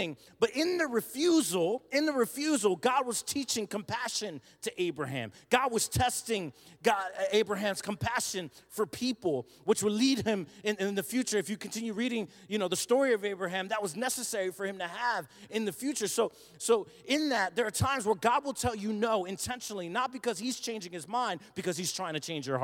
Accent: New Jersey, United States; moved away; I'm from South Jersey

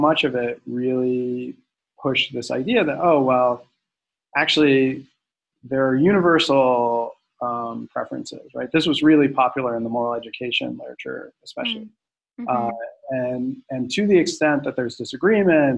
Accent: Central Florida, United States; I grew up in Central Florida

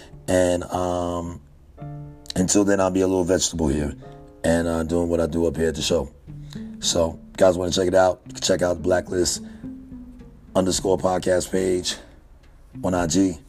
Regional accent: New York, United States; now in Texas, United States; though I've been in the South, I've been in Texas for a large majority of my time here on this earth. I'm a New Yorker.

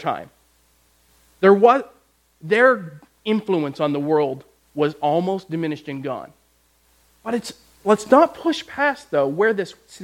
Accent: Canada; I grew up in Canada

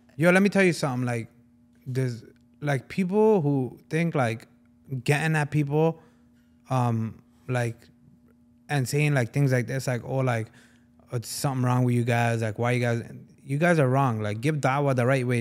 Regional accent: Punjab, Pakistan; I am Punjabi from Pakistan

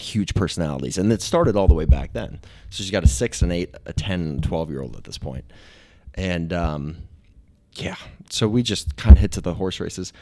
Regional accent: Kentucky, United States; also born or lived in Wisconsin; we moved down from Wisconsin into Kentucky

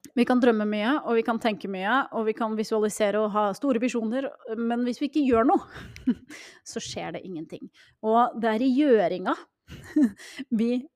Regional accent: Norway; vi nordmenn

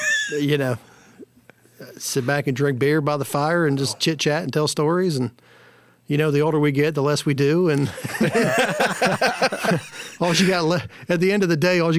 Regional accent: Kent Island, Eastern Shore, Maryland, United States; Well, I grew up on Kent Island.

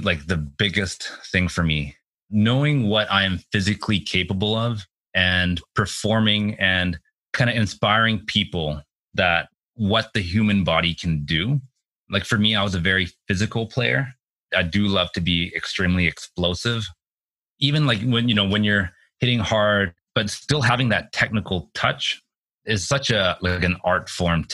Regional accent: Richmond, British Columbia, Canada; my hometown in Richmond

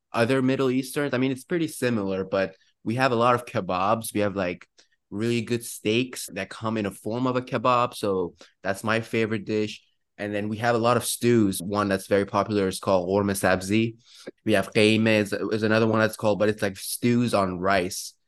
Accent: Iran; now in Pittsburgh, United States; I'm actually from Iran

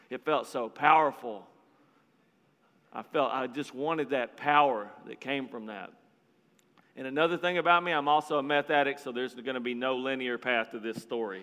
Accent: Marlin, Texas, United States; now in Florida, United States; I'm from a little bitty town in Texas called Marlin, Texas. It's about 5,000 people

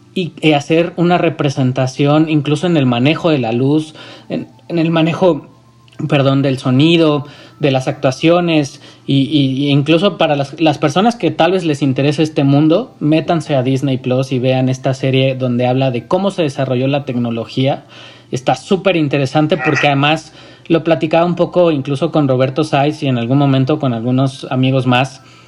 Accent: Mexico

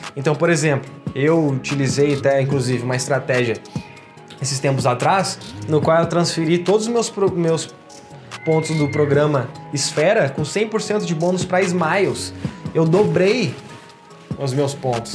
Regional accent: Porto Alegre, Rio Grande do Sul, Brazil; now in Indaiatuba, Brazil; eu sou lá de Porto Alegre, tá bom? Sou gaúcho, mas tô morando aqui.

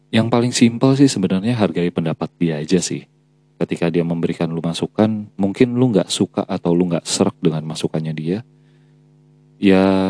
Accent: Java, Indonesia; gue sendiri sebagai orang Jawa

